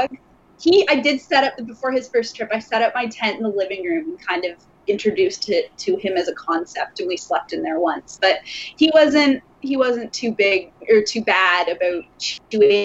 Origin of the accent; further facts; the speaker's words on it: Lindsay, Ontario, Canada; I grew up in Ontario. I grew up in Lindsay, actually.